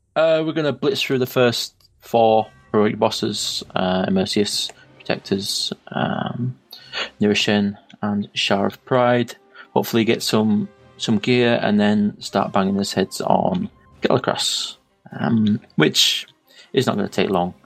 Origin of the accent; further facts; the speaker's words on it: the north of England, United Kingdom; accent: northern; my northern accent